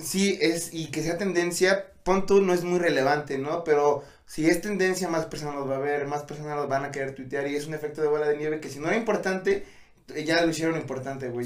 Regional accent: Tlaxcala, Mexico; somos de Tlaxcala

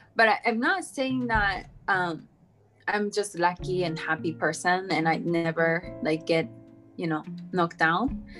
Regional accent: Japan; also born or lived in United States; I'm from Japan

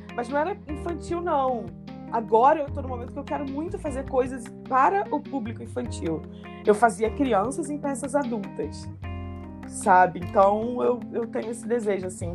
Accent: Paraíba do Sul, Rio de Janeiro, Brazil; now in Rio de Janeiro, Brazil; eu vivi a minha infância lá em Paraíba do Sul

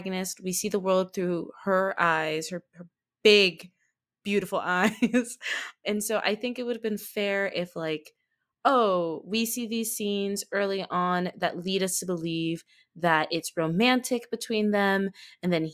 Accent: United States; accent: American; I'm specifically an American too, if you can't tell from the accent.

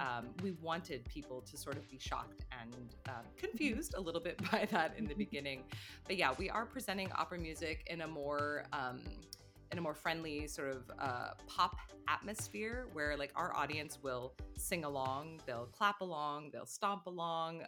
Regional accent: Carmel, Indiana, United States; now in Berlin, Germany; I'm actually from Indiana, Carmel, Indiana

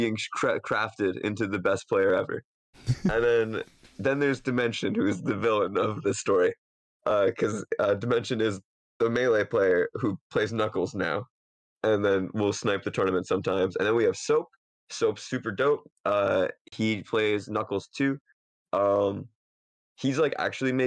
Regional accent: Stroudsburg, Pennsylvania, United States; moved away; also born or lived in New England; I lived in like northeastern Pennsylvania in Stroudsburg.

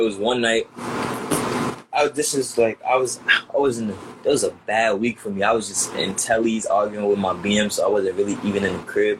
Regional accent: New York City, New York, United States; I'm from Queens

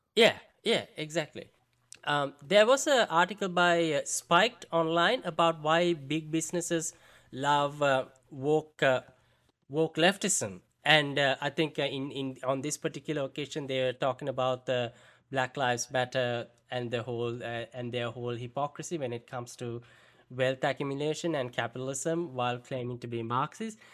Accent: India; accent: Indian; I gotta exaggerate it now to sound more Indian

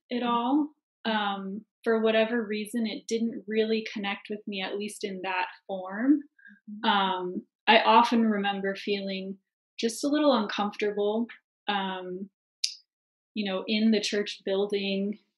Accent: Seattle, Washington, United States; moved away; also born or lived in Ananda Village; I was actually born and raised in Seattle.

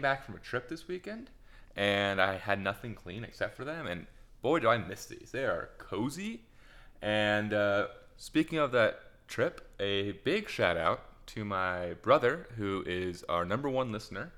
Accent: United States; as an American

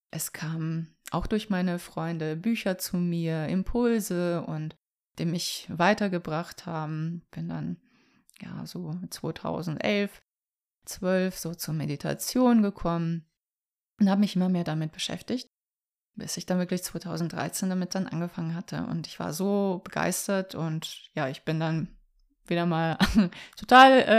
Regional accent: Vukovar, Vukovar-Syrmia County, Croatia; moved away; also born or lived in Hamburg; ich komme ja aus Kroatien. Mit meiner Familie bin ich ja Anfang der 90er nach Hamburg gekommen, als der Bürgerkrieg ausbrach. Und das war so die Zeit, ja, in Vukovar, in der Stadt, woher ich komme.

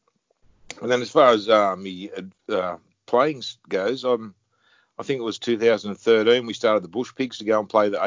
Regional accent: Chittaway Bay, New South Wales, Australia; Central Coast, on Chittaway Bay, Central Coast. An hour north of Sydney.

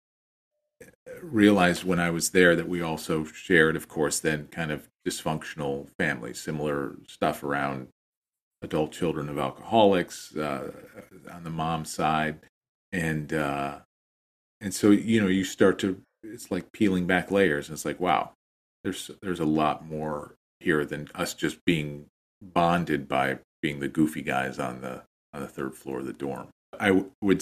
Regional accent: United States; we're American

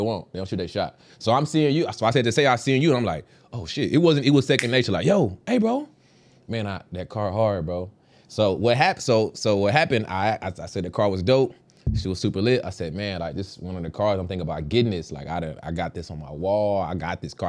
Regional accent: Dallas, Texas, United States; moved away as an adult; also born or lived in Virginia; I'm from Dallas, Texas, originally born and raised

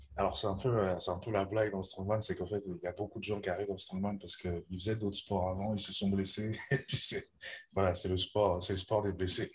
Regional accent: Lausanne, Vaud, Switzerland; j'ai 25 ans, je viens de Lausanne

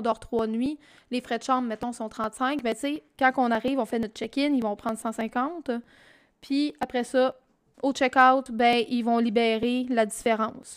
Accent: Quebec, Canada; quand on est Québécois

